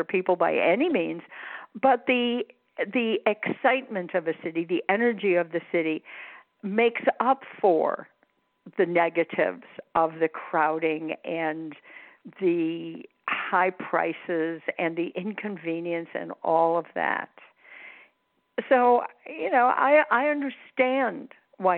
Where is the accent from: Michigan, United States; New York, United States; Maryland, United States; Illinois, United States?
Illinois, United States; outside of Chicago; moved away; I grew up outside of Chicago